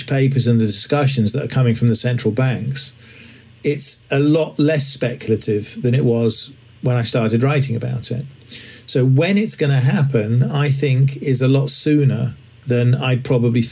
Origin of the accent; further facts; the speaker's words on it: England, United Kingdom; I'm English